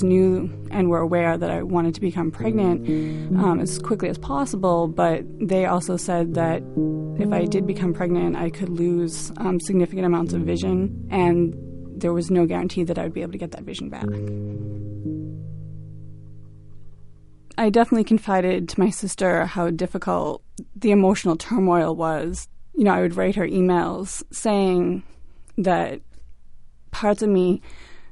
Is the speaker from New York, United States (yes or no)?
no; Quincy, Massachusetts, United States; I'm from Quincy, Massachusetts